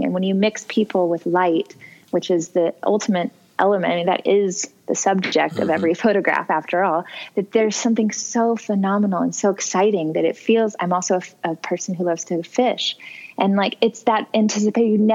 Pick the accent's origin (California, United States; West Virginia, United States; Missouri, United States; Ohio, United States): Missouri, United States; my home state of Missouri